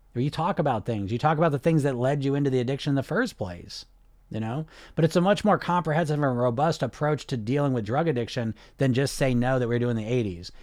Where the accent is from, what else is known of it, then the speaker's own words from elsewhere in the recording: United States; I'm from America